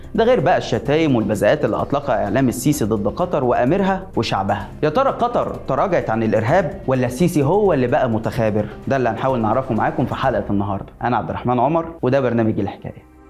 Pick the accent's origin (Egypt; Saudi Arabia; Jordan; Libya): Egypt; ما بيننا كمصريين